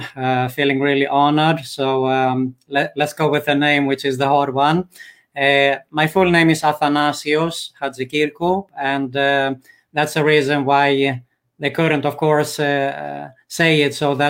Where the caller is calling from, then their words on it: Greece; English is a second language; also born or lived in Sweden; Okay, I'm calling from Greece, in Europe.